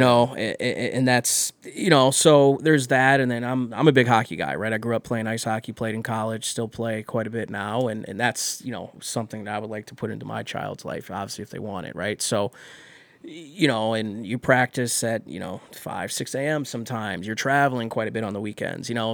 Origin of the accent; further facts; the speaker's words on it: Elyria, Ohio, United States; also born or lived in Las Vegas, Nevada; now in Cleveland, United States; I grew up in Elyria